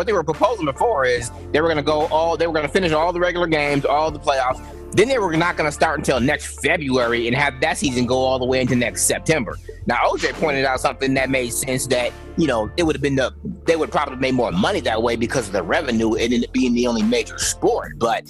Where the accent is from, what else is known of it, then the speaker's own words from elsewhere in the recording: Chicago, Illinois, United States; I'm a Bulls fan. I'm from Chicago, so I'm gonna tell you right now, he sucks.